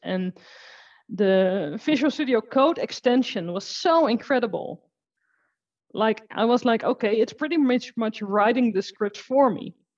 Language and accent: English; Netherlands; I'm from the Netherlands and I work with Azure and automation.